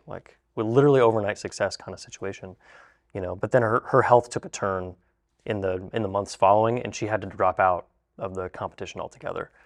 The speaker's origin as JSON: {"language": "English", "town": "Zanesville", "region": "Ohio", "country": "United States", "tie": "born or raised there", "said": "We're from Zanesville, Ohio"}